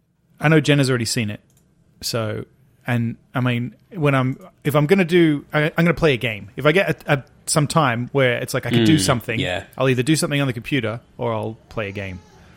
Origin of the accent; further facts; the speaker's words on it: England, United Kingdom; now in United States; I'm English.